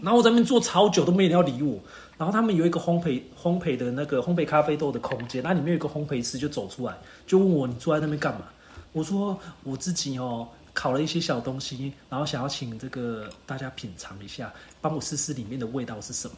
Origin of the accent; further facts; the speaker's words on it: Spain; now in Taiwan; 我们西班牙人